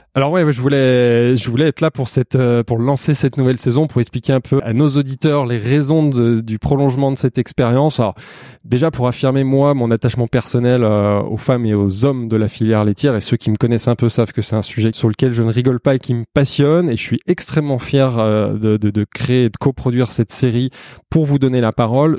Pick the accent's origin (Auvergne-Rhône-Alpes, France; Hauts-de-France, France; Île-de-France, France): Auvergne-Rhône-Alpes, France; Savoie; en Savoie, dans ma région d'origine